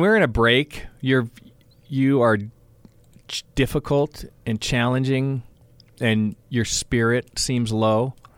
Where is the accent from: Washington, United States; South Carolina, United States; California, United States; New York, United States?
California, United States; South Bay; now in Utah, United States; growing up in the South Bay and I attending El Camino Junior College